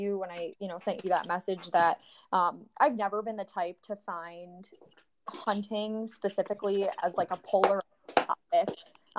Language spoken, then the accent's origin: English; Iowa, United States; So I'm from Iowa. I'm 25.